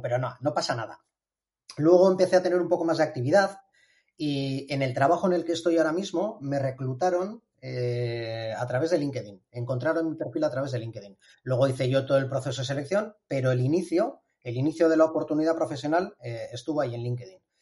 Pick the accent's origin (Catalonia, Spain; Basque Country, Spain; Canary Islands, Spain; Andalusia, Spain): Basque Country, Spain; Bilbao; soy un ingeniero de Bilbao